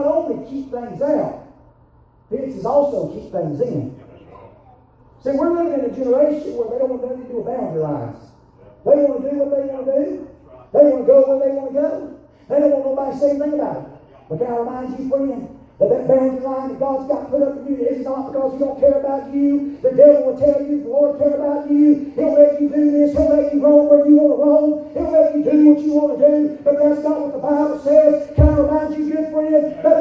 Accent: Alabama, United States; Growing up in the South, especially living in Alabama

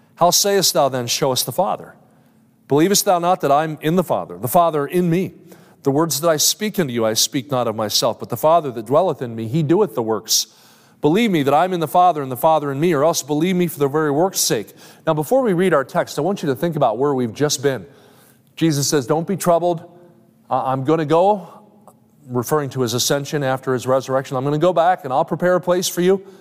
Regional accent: New Jersey, United States; I grew up in South Jersey.

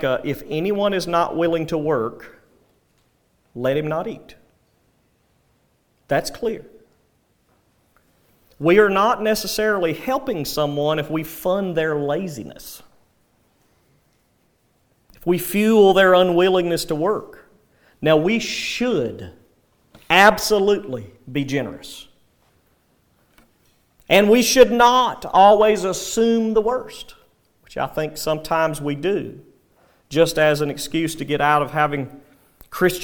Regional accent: United States; especially as Americans, and sadly even as American believers

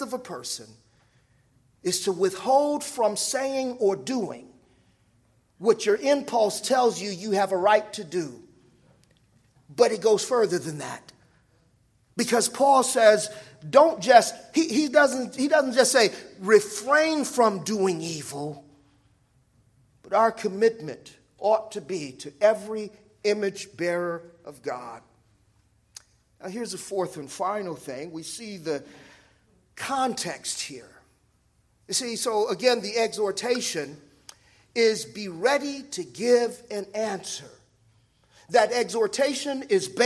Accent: Los Angeles, California, United States; I was raised in South Central

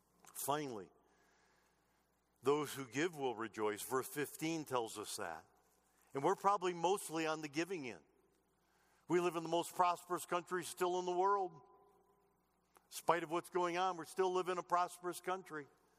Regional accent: United States; born there; I was born in America.

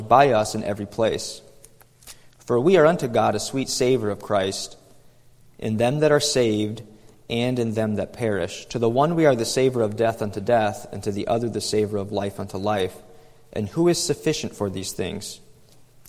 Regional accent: New York, United States; moved away; I'm from New York, and back when I lived in New York

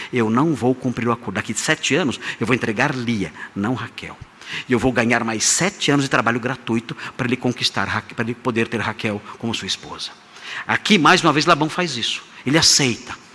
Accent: Brazil; Nós somos brasileiros

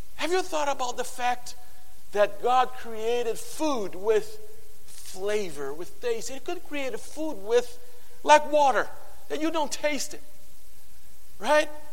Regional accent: Brazil; English is a second language; moved away; I come from Brazil

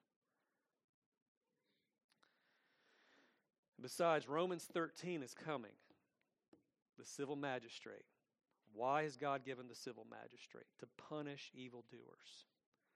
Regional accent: Atlanta, Georgia, United States; also born or lived in Lithonia, Georgia; I grew up in Atlanta. I grew up in a big city. I grew up in Lithonia as well

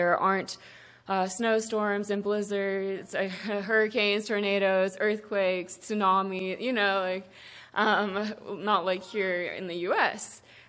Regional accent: South Africa; I grew up very differently than Alex. I was born and raised in South Africa, and my parents and my grandparents are church-planting missionaries.

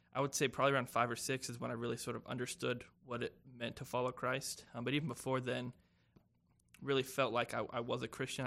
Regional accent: Spartanburg, South Carolina, United States; I'm from Spartanburg, South Carolina

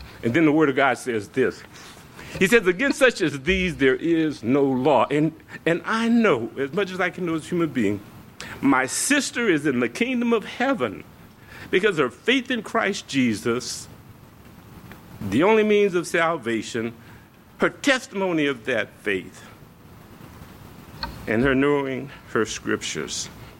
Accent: the South, United States; I said, you know, I'm from the South. I'm going to bring you some tapes from, you know, maybe Black Baptist churches.

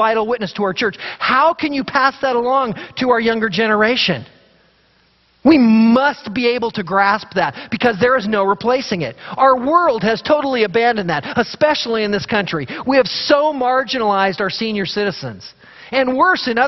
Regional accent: Idaho, United States; we grew up in Idaho

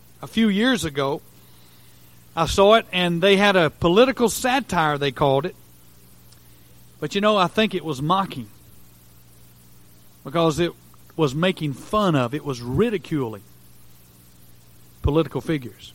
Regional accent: United States; as an American

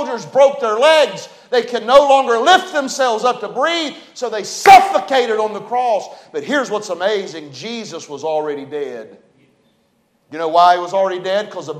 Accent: West Virginia, United States; accent: hillbilly talk; We're from West Virginia. I'm a hillbilly.

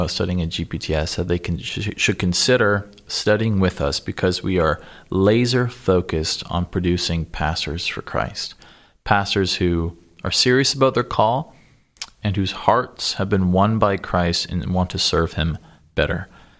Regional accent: Cambridge, Ontario, Canada; another Canadian, so maybe he can sharpen my accent for me. But I grew up in a town called Cambridge, Ontario.

